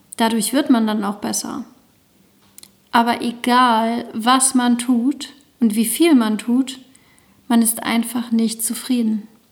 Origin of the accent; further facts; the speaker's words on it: the East, East Germany, Germany; now in Lüneburg, Germany; Durch meine Kindheit im Osten